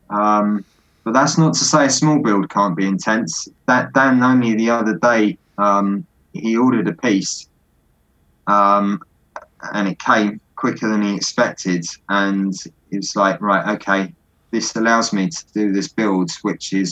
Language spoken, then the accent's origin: English; Scotland, United Kingdom; They're down south. I'm from Scotland.